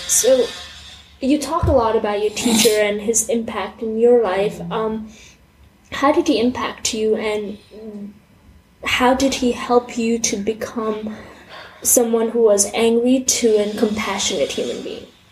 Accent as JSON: {"language": "English", "country": "Nepal", "tie": "born or raised there", "said": "I was born and raised in Nepal"}